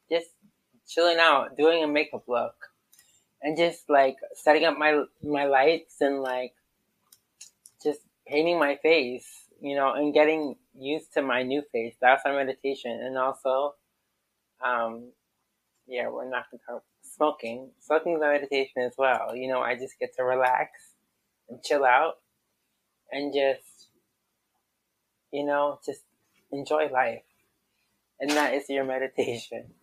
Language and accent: English; Maine, United States; now in New York City, United States; I'm a New England girl. I'm sorry. I'm literally a New England girl. I'm from Maine.